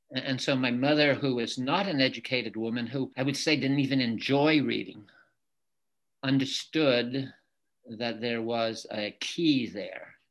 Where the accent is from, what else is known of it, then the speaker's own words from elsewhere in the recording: Lisbon Falls, Maine, United States; first language French; English is a second language; also born or lived in Lewiston, Maine; I'm from Lewiston. I grew up in Lisbon Falls, where I live right now